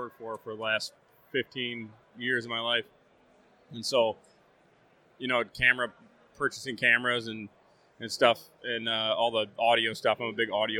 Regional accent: Dexter, Michigan, United States; I grew up in Dexter, Michigan, which is just probably 10 miles north of Ann Arbor. Grew up there hunting, fishing, all that stuff.

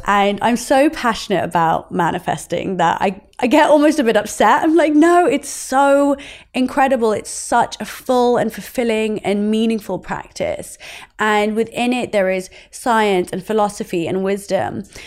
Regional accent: Oxford, South East England, United Kingdom; growing up in Oxford.

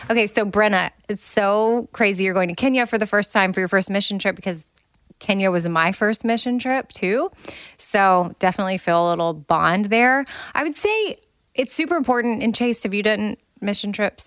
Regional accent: United States

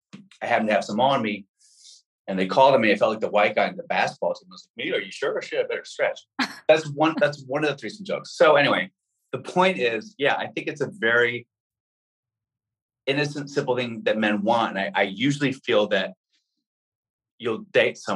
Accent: New York City, New York, United States; I'm a red-blooded American kid growing up in Manhattan.

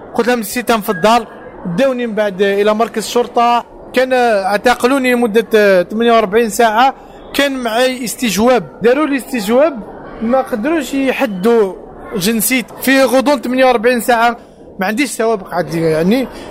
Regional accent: Algiers, Algiers Province, Algeria; moved away as an adult; now in Paris, France; كجزائريين وكعرب

